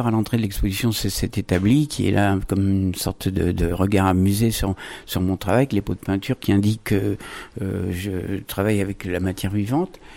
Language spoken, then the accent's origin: French; Buenos Aires, Argentina; born there; mes origines je suis né à Buenos Aires en Argentine en 1948 et donc je suis né dans un port un grand port de commerce